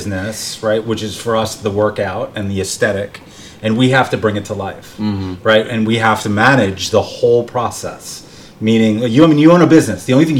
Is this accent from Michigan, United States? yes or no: no; Bergen County, New Jersey, United States; also born or lived in Manhattan, New York City; Bergen County, New Jersey, where I'm from. Mm-hmm. I lived in Hell's Kitchen. I lived in Upper East Side. I lived in the West Village. I lived in Murray Hill.